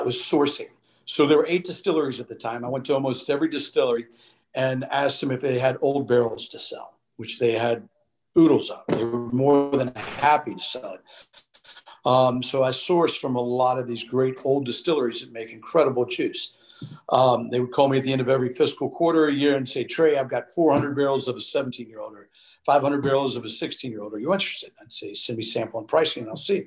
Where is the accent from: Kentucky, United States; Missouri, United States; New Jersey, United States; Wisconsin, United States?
Kentucky, United States; moved away as an adult; I grew up in Kentucky